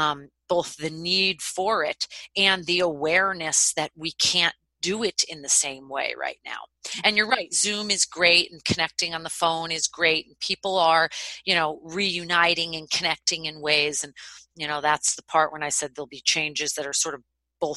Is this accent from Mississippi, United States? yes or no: no; Boston, Massachusetts, United States; moved away; I'm from Boston